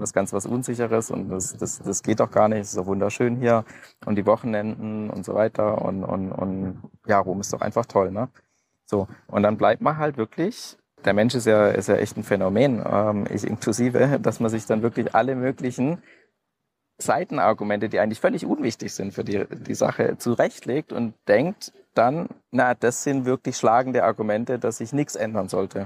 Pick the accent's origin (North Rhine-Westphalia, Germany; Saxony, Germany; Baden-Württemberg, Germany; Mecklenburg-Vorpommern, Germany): Baden-Württemberg, Germany; Bad Wimpfen; ich bin aufgewachsen in Süddeutschland, Bad Wimpfen, kleines Dorf am Neckar